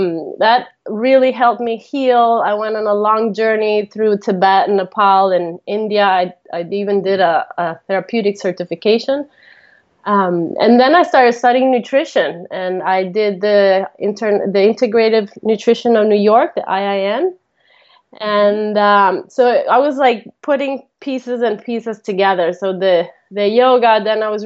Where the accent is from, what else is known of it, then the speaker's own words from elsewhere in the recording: Costa Rica; first language Italian; English is a second language; also born or lived in Italy; I was born in Italy, and then my parents moved to Costa Rica when I was 11, and they were just going to move there for a year, and they ended up staying, and they're still there now. And so I was raised there